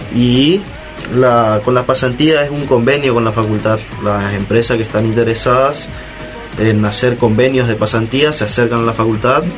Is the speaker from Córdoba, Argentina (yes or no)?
no; La Escondida, Chaco, Argentina; moved away as an adult; now in Resistencia, Argentina; yo vengo del interior, soy del interior del Chaco, un pueblo llamado La Escondida